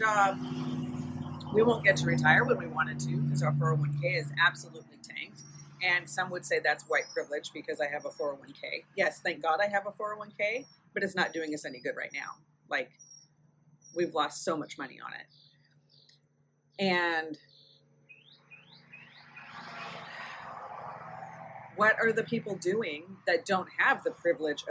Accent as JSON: {"language": "English", "country": "United States", "said": "I'm an American"}